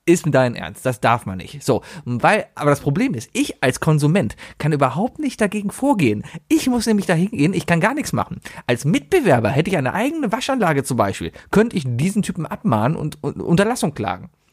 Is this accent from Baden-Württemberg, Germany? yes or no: no; Cologne, North Rhine-Westphalia, Germany; Ich bin ja auch ein Originaler. Ich bin ja ein Kölner